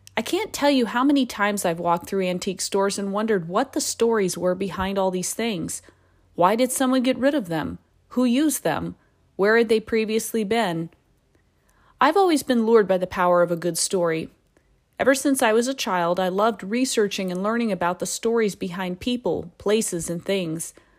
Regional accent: Alaska, United States; Knowing I was from Alaska and worked with military personnel

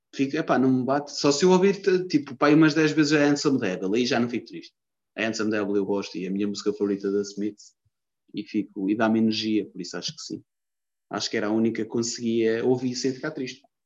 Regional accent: Lisbon, Portugal; accent: Lisboeta; sou de Lisboa, estás a ver que eu tenho um sotaque do caralho à Lisboense, não é? À Lisboeta, tenho um sotaque do caralho

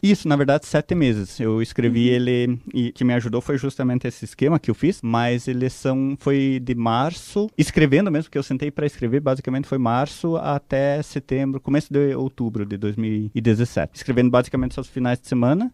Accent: Guarapuava, Paraná, Brazil; also born or lived in Ponta Grossa; Eu nasci em Entre Rios, nasci, vivi lá, estudei

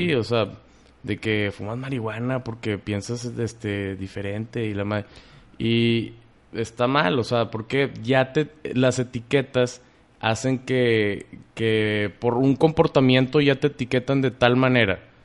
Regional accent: Mexico; somos los mexicanos

